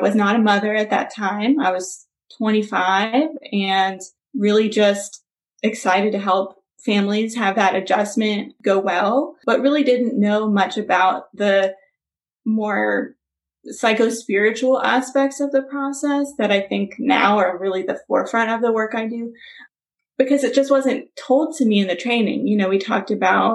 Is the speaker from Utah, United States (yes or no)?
no; Memphis, Tennessee, United States; moved away as an adult; also born or lived in Los Angeles, United States / Valencia, California, United States; my hometown, Memphis